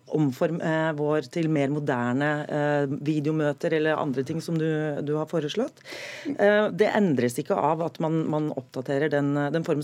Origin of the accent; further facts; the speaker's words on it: Oslo, Norway; jeg er tilfeldigvis fra Oslo